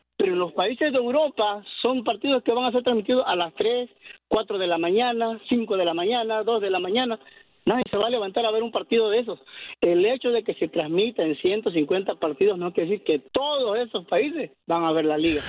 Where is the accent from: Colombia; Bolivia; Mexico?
Mexico; now in United States; soy mexicano y a veces a los mexicanos nos cuesta reconocer